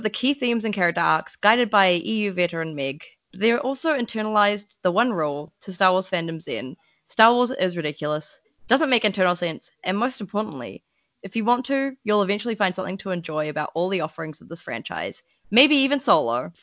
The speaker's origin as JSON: {"language": "English", "town": "Chicago", "region": "Illinois", "country": "United States", "accent": "Chicago", "said": "we're both Chicago people. Come on. I wasn't born there, but my family lives there, okay? Got my damn accent from there, partly"}